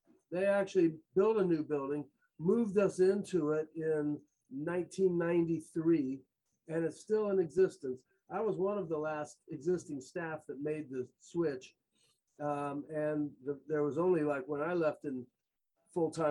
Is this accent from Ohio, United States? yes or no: yes; Columbus, Ohio, United States; now in Athens, United States; I grew up in Columbus, and that includes going to college at Ohio State